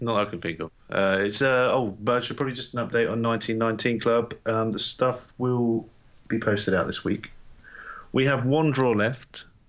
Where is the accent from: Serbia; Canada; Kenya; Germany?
Germany; Landstuhl, Rhineland-Palatinate; born there; So I was born Landstuhl, Germany. And I think I was born in the American hospital, the USAF hospital.